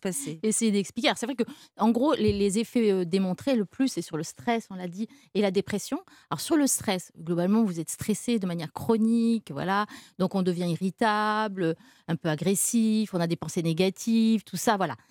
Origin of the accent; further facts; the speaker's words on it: France; chez nous en France